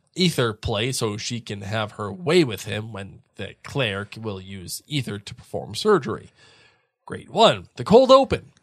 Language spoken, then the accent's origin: English; United States; I'm too American